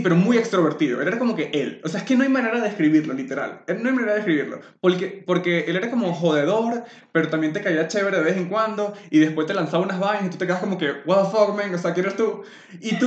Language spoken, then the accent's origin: Spanish; Maturín, Monagas, Venezuela; moved away; cuando yo me fui de Maturín